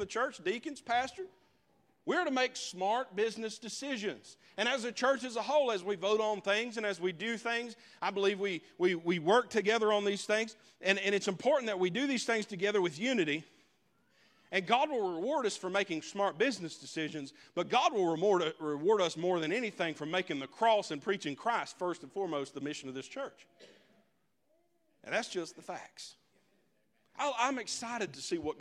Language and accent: English; Leicester, North Carolina, United States; I'm from Leicester